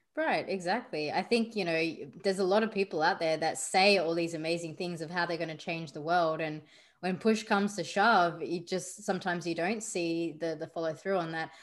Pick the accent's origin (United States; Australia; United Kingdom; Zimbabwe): Australia; I grew up in Australia, yet my background is still Indian